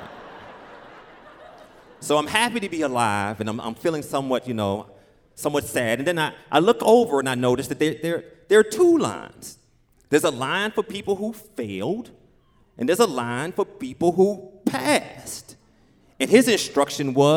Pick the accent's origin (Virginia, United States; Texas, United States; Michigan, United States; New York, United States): Virginia, United States; Richmond; I grew up in Richmond, Virginia, as I said, in this neighborhood, Oak Grove, Bellmead, Blackwell, inner city